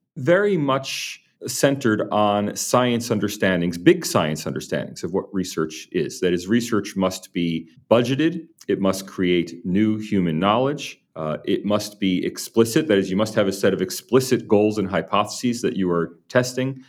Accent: United States; now in Sydney, Australia; speaking as an American

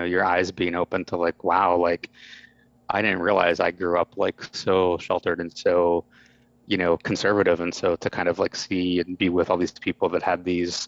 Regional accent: Pittsburgh, Pennsylvania, United States; also born or lived in Cincinnati, Ohio; I was born in Cincinnati, but I grew up most of my life in suburban Pittsburgh, Pennsylvania

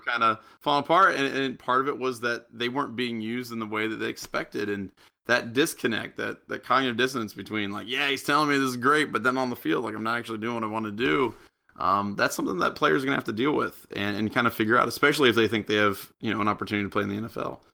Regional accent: United States; also born or lived in Japan; I'm from America

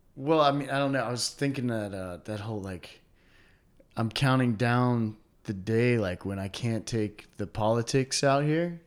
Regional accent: Durham, North Carolina, United States; also born or lived in Japan; growing up in Durham

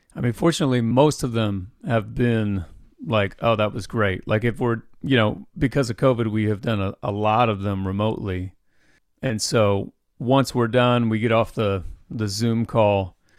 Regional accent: Anderson, Indiana, United States; Well, I grew up in Indiana. I actually grew up in Anderson, in the, the same town as Anderson University where I went.

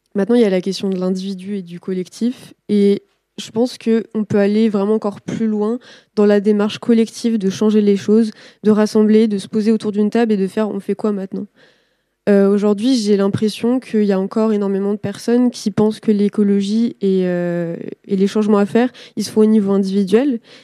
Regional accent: Nantes, Pays de la Loire, France; Moi, je viens de Nantes

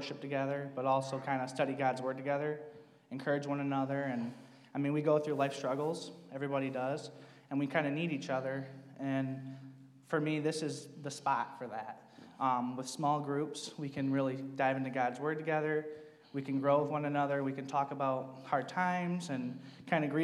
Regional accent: Alpena, Michigan, United States; moved away as an adult; now in Detroit area, United States; I'm from Alpena, Michigan. It's way up north. Moved down here for work.

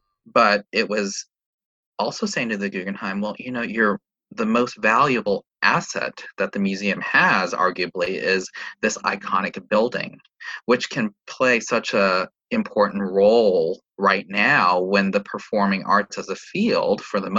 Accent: New York City, New York, United States; but as a New Yorker and as a arts administrator working for an organization that is New York based

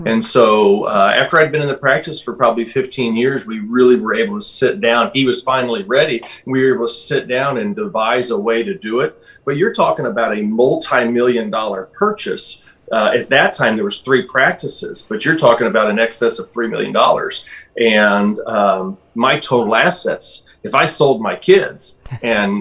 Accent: Alton, United States; This is my hometown. The town of Alton is about 30,000 people

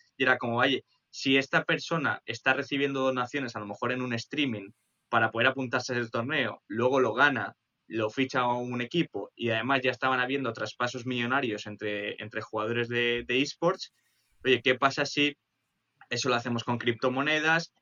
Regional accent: Spain; siendo españoles

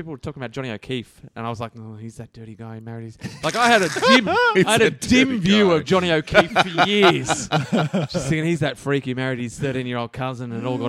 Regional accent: Australia; accent: Aussie nasal twang; we're an Australian podcast, for all our international listeners trying to pick our accents. that nasal twang is all Aussie all

